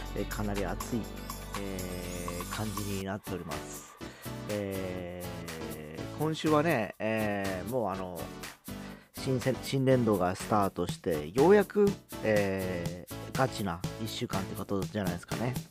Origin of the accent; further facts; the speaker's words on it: Fukuoka, Japan; 福岡は僕の地元